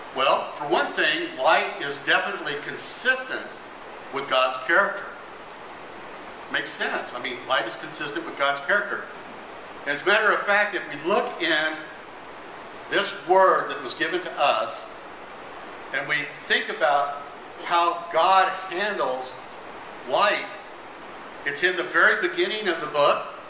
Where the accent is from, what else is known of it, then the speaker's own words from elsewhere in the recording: Las Cruces, New Mexico, United States; We we grew up in New Mexico